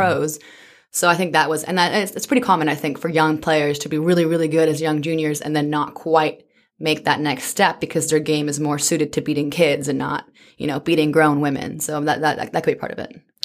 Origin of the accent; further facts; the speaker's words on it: British Columbia, Canada; also born or lived in Zimbabwe; I grew up in British Columbia from the age of five or so